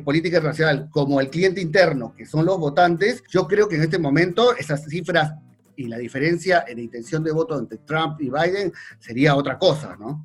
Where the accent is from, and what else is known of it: Argentina